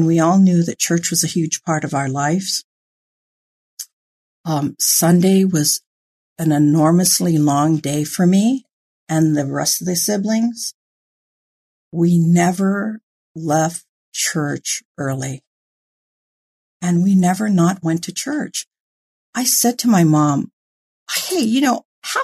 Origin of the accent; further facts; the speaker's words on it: Hawaii, United States; now in California, United States; I was born and raised in Hawaii